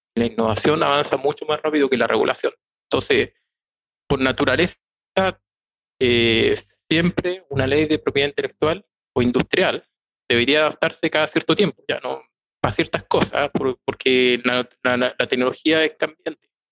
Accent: Chile; Ya soy chileno, tengo 46 años

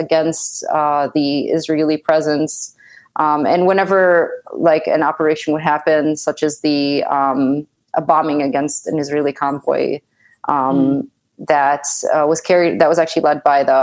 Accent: West Bekaa, Beqaa, Lebanon; I'm from the West Bekaa. But it's like the most southernmost region of it.

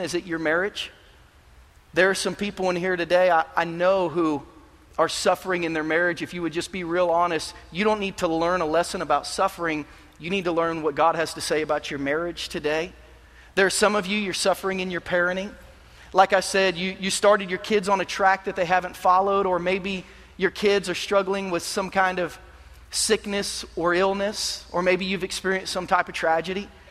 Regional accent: Kansas City, United States; moved away; I'm from Kansas City

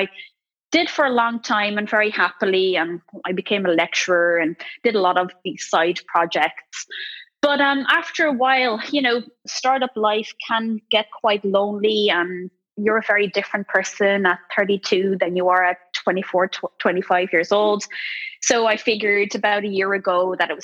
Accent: Netherlands; moved away as an adult; now in Ireland; I grew up in the Netherlands. I'm only half Dutch, mind you, but I still proudly carry a Dutch passport.

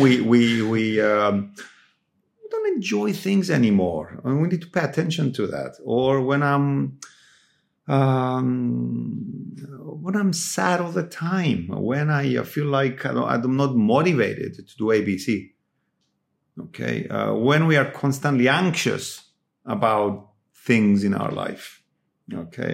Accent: Cyprus; moved away; when I was growing up in Cyprus

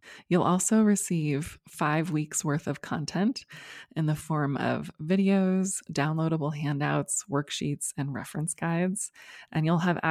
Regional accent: United States; as an American

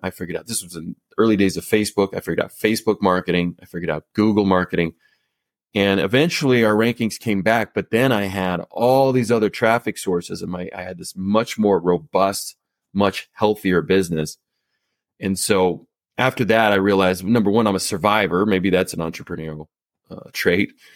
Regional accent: Colorado, United States; moved back to my hometown of, in Colorado.

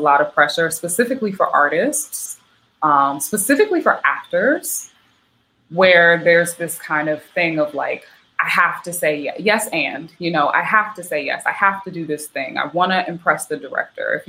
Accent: the South, United States; moved away; also born or lived in Philadelphia; I grew up in the South

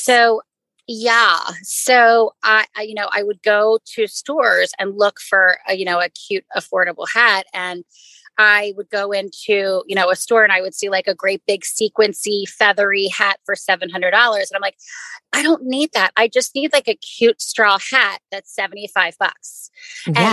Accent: Maryland, United States; moved away as an adult; also born or lived in New York / Ithaca; I grew up in Maryland and I moved to New York

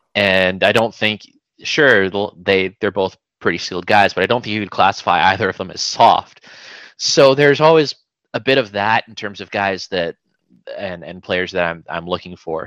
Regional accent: Vancouver, British Columbia, Canada; I'm uh I'm from Vancouver, BC, so I've I've been in the uh, the Lower Mainland all my life.

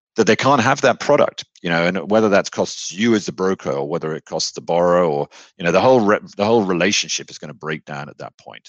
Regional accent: United Kingdom; accent: British; moved away as an adult; now in Texas, United States; I was born in the UK. Um, I'm a Brit

